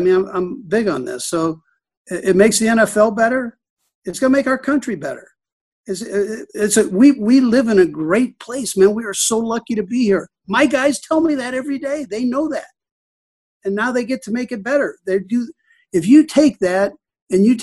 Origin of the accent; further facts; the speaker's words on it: Los Angeles, California, United States; now in Kansas City, United States; I grew up in Los Angeles during the 60s and 70s